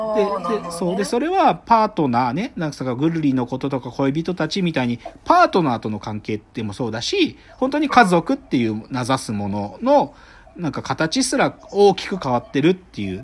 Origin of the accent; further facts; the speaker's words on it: Maebashi, Gunma, Japan; 物語の半分で出てくるのって、僕が生まれ育った町なんだよ